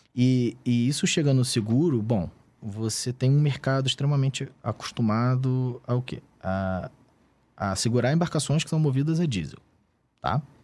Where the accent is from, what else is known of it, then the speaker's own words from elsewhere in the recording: Rio de Janeiro, Brazil; Eu sou do Rio de Janeiro.